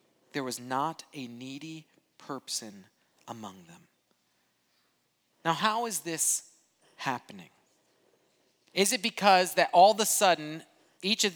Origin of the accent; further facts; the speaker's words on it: Brazil; moved away; I grew up in Brazil